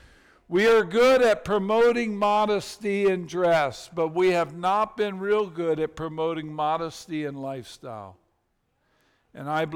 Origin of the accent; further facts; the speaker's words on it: United States; in our country, we have adopted the American dream